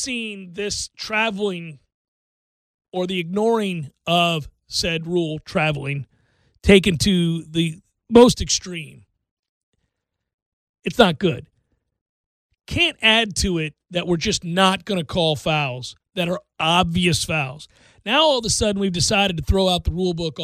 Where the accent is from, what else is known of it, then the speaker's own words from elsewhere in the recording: United States; I'm just an American guy who grew up playing soccer